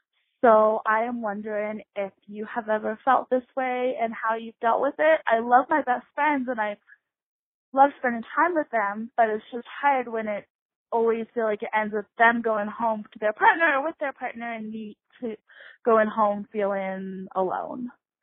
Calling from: Colorado, United States; I'm 22 and from Colorado.

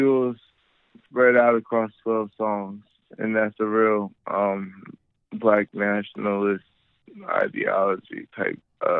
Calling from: Charlotte, North Carolina, United States; Charlotte, North Carolina.

